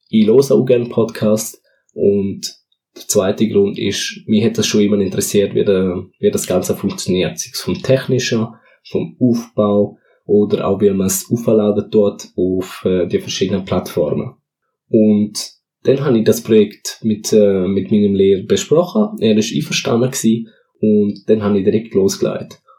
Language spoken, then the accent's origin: German; Switzerland; Also meine Eltern sind beide Portugiesen und wohnen hier in der Schweiz seit über 20 Jahren. Und ich bin dementsprechend auch da in der Schweiz schon geboren und aufgewachsen.